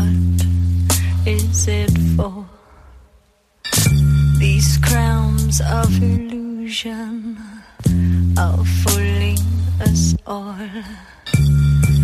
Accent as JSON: {"language": "English", "country": "United Kingdom", "said": "growing up, obviously, I'm British. I didn't know what a court was."}